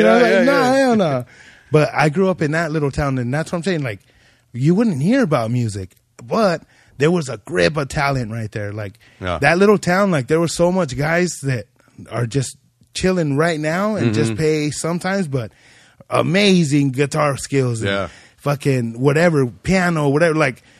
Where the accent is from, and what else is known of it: Ridgecrest, California, United States; moved away as an adult